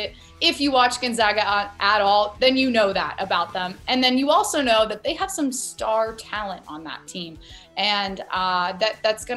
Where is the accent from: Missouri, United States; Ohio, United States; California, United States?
Ohio, United States; I am from Ohio